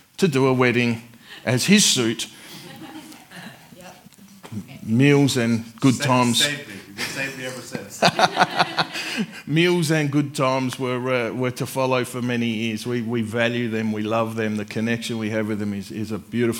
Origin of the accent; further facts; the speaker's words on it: Adelaide, South Australia, Australia; now in Warrnambool, Australia; I'm from Adelaide, where it rains like twice a year